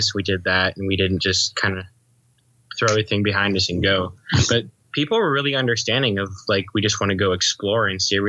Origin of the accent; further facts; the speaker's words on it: California, United States; So we're from California.